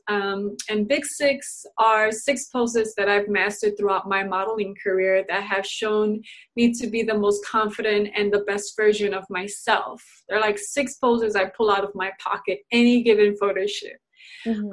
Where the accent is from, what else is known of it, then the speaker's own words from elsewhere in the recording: Chicago, Illinois, United States; moved away; You're in my hometown